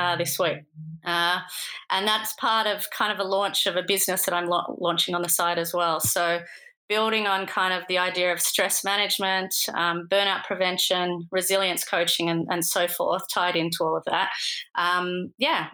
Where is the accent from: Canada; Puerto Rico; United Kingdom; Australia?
Australia; moved away as an adult; now in Lausanne, Switzerland; the first Australian on the podcast